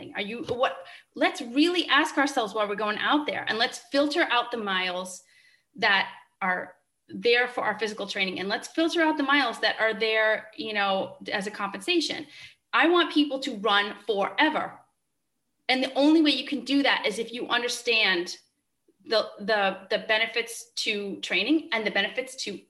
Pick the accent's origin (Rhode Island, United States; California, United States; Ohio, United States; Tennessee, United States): Rhode Island, United States; I'm from Rhode Island